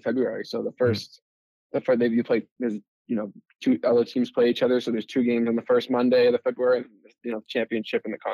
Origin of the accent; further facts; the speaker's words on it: Boston, Massachusetts, United States; growing up in Boston